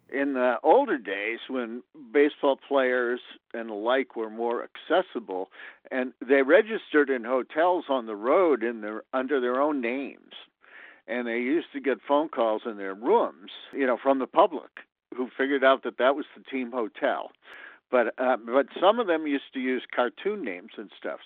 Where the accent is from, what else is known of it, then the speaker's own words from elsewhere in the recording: Boston, Massachusetts, United States; I grew up in Boston